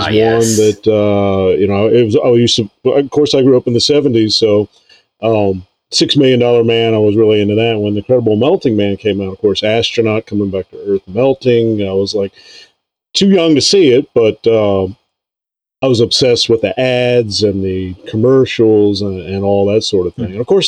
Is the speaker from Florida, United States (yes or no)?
yes; Lake Worth, Florida, United States; moved away; I was born in, Lake Worth, Florida. Okay. And, grew up there and, that's where pretty much I stayed the first 30 years of my adult life down in Florida.